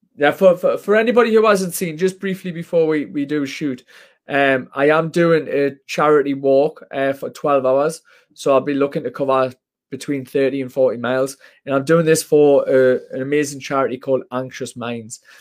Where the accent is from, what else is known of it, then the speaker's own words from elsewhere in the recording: Washington, North East England, United Kingdom; I'm from Washington in Northeast